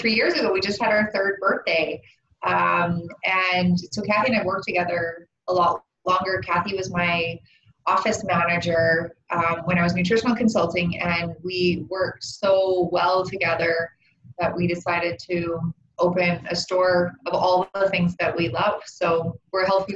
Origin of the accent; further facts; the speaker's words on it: Vancouver Island, British Columbia, Canada; I grew up on Vancouver Island